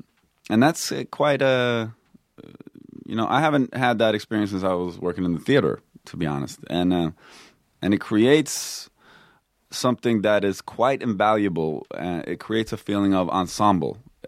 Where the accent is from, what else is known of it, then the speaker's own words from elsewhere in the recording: Stockholm, Stockholm County, Sweden; I grew up in Stockholm. Yeah.